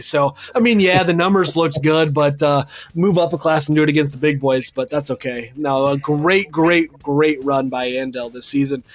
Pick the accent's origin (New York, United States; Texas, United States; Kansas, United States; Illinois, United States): Kansas, United States; Wichita; also born or lived in Andale, Kansas; I grew up in Wichita and went to school out there.